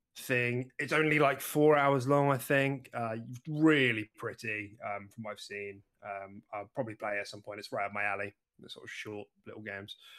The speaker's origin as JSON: {"language": "English", "country": "United Kingdom", "said": "We're British"}